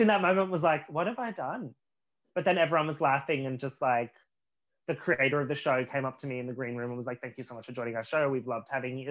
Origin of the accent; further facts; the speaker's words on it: Australia; moved away as an adult; also born or lived in Los Angeles; now in Vancouver, Canada; two Australians